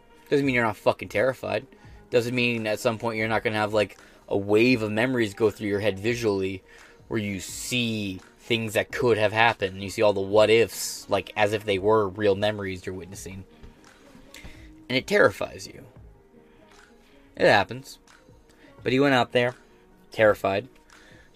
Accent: United States; as an American

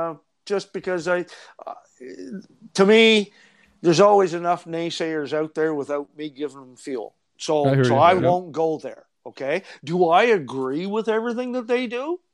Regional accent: East Coast, Canada; I think it's good for Canada. I'm a Canadian.

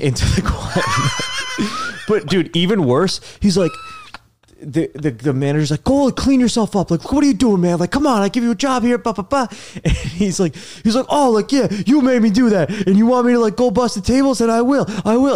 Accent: New Jersey, United States; moved away as an adult; also born or lived in Los Angeles; now in New York City, United States; Born and raised in New Jersey

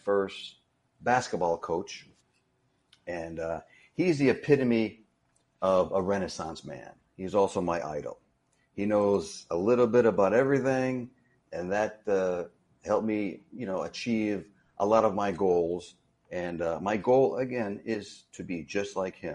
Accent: Dunmore, Pennsylvania, United States; I grew up in Dunmore, Pennsylvania

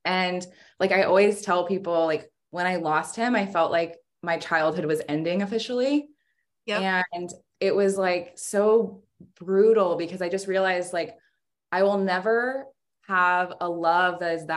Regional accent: Sacramento, California, United States; I'm from Sacramento

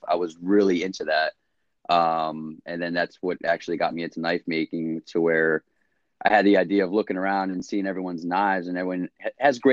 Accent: New Jersey, United States; I'm from Jersey, lived here my whole life

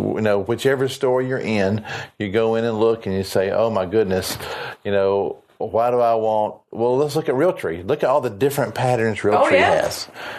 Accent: South Carolina, United States; accent: southern; I'm from South Carolina.

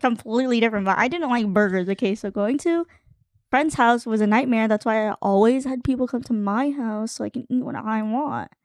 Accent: Arizona, United States; also born or lived in Guam; I grew up in Arizona, like, away from my family

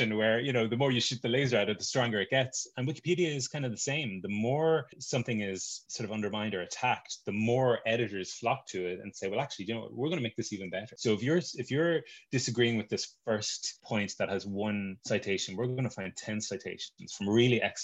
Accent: Tipperary, Munster, Ireland; I'm from Tipperary.

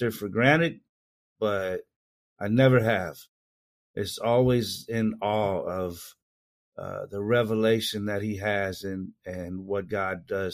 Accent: Indianapolis, Indiana, United States; I grew up in Indianapolis, Indiana, and born and raised there

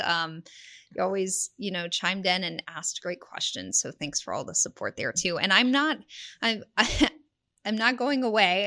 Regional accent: Houston, Texas, United States; moved away as an adult; also born or lived in Lubbock, Texas / Mississippi / Abilene, Texas; now in San Antonio, United States; I grew up in the Houston area

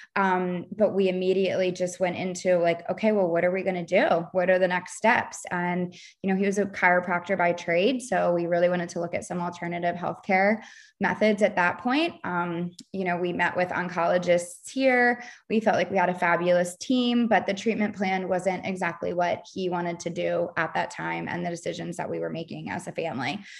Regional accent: Baltimore, Maryland, United States; moved away as an adult; now in Charleston, United States; I'm from Baltimore, Maryland, living in the suburbs of Baltimore

